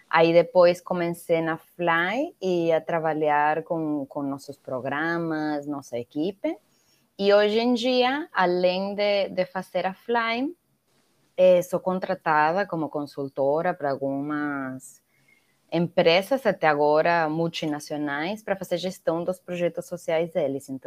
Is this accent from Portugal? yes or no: no; Venezuela; Portuguese is a second language; moved away as an adult; also born or lived in Mexico / United States; now in Brazil; nasci na Venezuela, eh, morei em alguns outros países, morei no México sete anos, nos Estados Unidos um, agora no Brasil já vou fazer oito anos aqui.